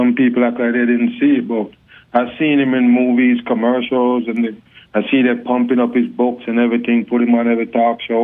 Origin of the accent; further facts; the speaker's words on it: Jamaica; accent: Jamaican; hey, my accent, man, I'm a Jamaican for sure. Oh, I'm a born Jamaican.